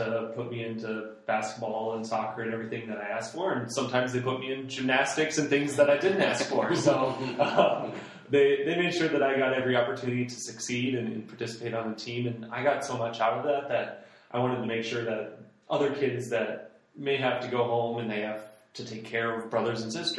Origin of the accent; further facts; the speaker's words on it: Central Iowa, United States; I grew up here in Central Iowa